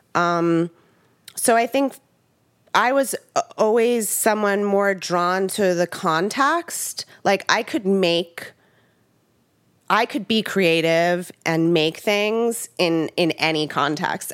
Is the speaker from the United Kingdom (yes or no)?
no; Long Island, New York, United States; I grew up on Long Island